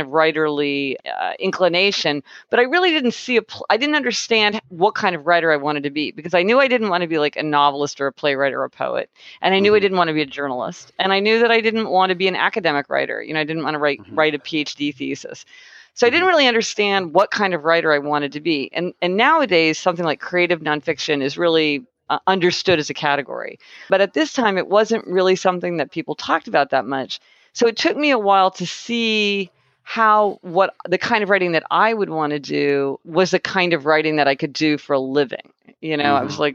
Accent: Kansas City, Missouri, United States; moved away; I'm from Kansas City, Missouri. So I spent my whole childhood there in a kind of very happy childhood

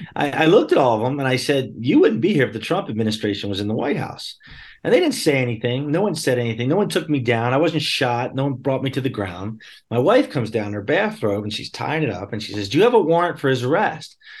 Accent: Bucks County, Pennsylvania, United States; I grew up in southeastern Pennsylvania, uh, in Bucks County, P A, just outside of Philadelphia

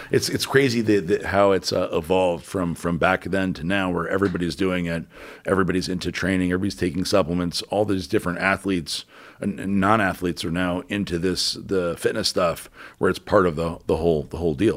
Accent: New Orleans, Louisiana, United States; moved away as an adult; also born or lived in Houston / Tampa / Boca Raton; where I grew up in New Orleans

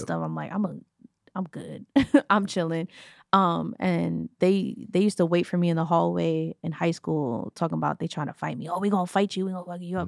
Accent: New York, United States; growing up in New York

